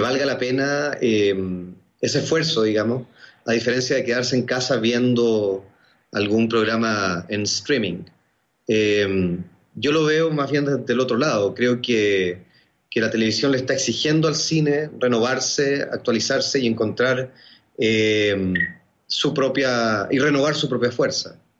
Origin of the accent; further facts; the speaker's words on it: Chile; also born or lived in Argentina; Yo nací en Argentina, pero soy chileno. Viví un año y medio en Argentina y luego crecí en Chile